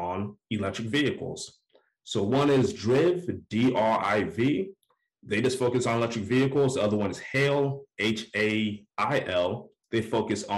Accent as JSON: {"language": "English", "town": "Orlando", "region": "Florida", "country": "United States", "moved": "yes", "lives_now": "Atlanta, United States", "said": "I'm from Orlando"}